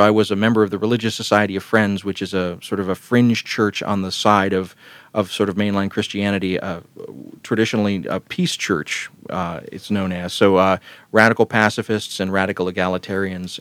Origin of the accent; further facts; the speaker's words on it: Columbus, Georgia, United States; the town where I was growing up in Columbus, Georgia